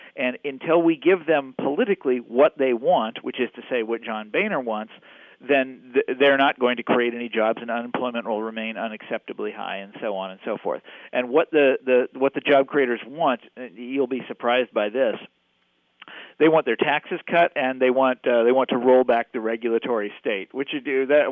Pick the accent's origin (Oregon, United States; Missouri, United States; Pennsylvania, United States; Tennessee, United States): Missouri, United States; Kansas City; I grew up in Kansas City